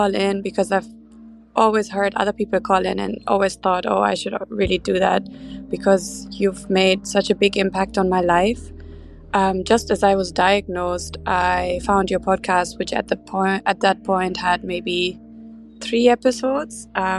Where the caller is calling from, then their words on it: Amsterdam, North Holland, Netherlands; I'm calling from Amsterdam in Europe